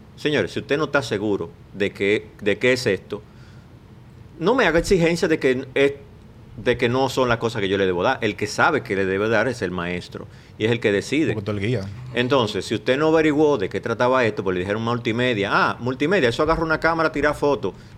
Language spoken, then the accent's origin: Spanish; Bayaguana, Monte Plata, Dominican Republic; en mi pueblo, eh, tengo que mencionar a Masúa, que era el único pintor que había en Vallaguana